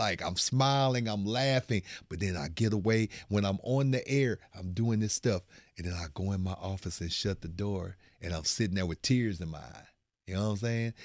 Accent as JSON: {"language": "English", "town": "Bryan", "region": "Texas", "country": "United States", "tie": "born or raised there", "moved": "as an adult", "lives_now": "Houston, United States", "said": "small time dude from Bryan College Station. That is my, that is my hometown right there"}